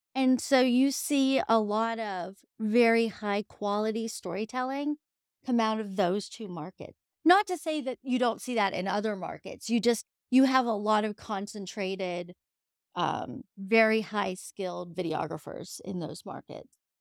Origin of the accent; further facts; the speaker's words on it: Edinboro, Pennsylvania, United States; moved away as an adult; also born or lived in Colorado; now in Pittsburgh, United States; I am a Yinzer